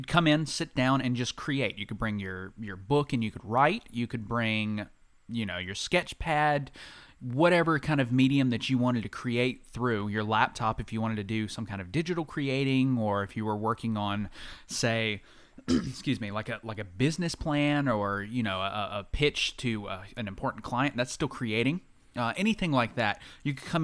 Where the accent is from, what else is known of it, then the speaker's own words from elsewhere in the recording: Anderson, South Carolina, United States; I'm from Anderson